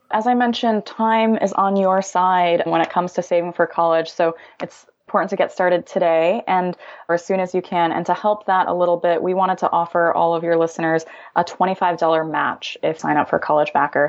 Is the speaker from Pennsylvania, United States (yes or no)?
no; Illinois, United States; now in California, United States; I'm originally from Illinois